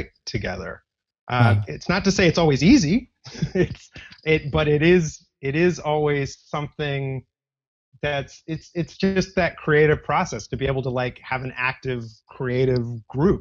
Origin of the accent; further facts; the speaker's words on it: Los Angeles, California, United States; now in New York City, United States; I'm actually from Los Angeles